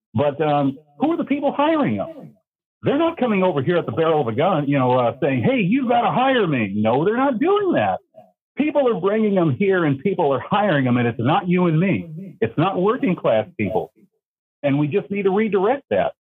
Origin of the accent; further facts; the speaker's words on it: Fresno, California, United States; now in Minnesota, United States; I'm up here in Minnesota. I'm originally from Fresno, California.